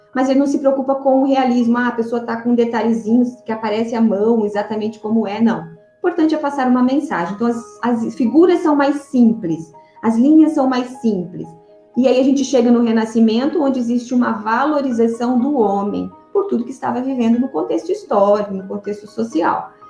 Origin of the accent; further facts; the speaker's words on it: Sinop, Mato Grosso, Brazil; also born or lived in Paraná; eu sou paranaense. Eu cheguei aqui em Sinop com sete anos, com a minha família.